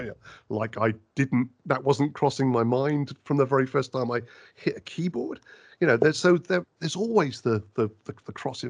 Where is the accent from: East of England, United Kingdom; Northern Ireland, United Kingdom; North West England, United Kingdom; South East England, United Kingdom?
South East England, United Kingdom; Oxford; accent: West Country; also born or lived in West Country / United States; I was born in the West Country, so I have a farmer's accent, a bit like sounding maybe Tennessee to you. And then I moved when I was quite young to Oxford, which is like Boston.